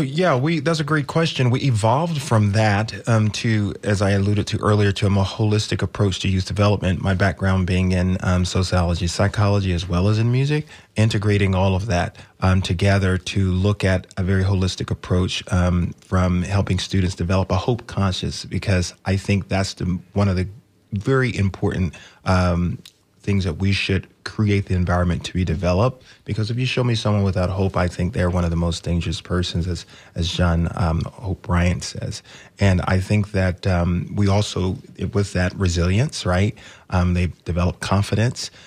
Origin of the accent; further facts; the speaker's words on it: Manchester, Georgia, United States; moved away; I grew up in Georgia. uh, a little town called Manchester